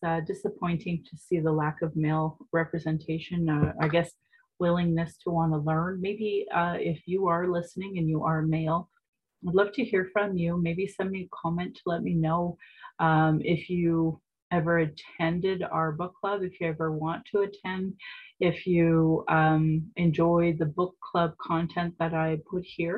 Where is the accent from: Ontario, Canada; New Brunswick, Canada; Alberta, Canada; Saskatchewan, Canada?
Alberta, Canada; Calgary; I was born in Calgary